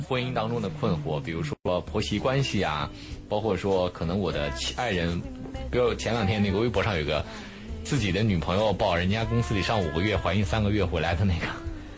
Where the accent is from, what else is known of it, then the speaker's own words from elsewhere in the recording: Hefei, Anhui, China; moved away; 我老家合肥